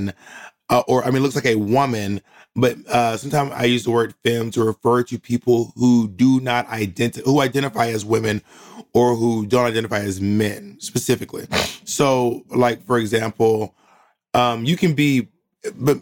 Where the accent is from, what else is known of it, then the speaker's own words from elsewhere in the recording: Columbus, Georgia, United States; also born or lived in Atlanta, Georgia; I grew up in Columbus, Georgia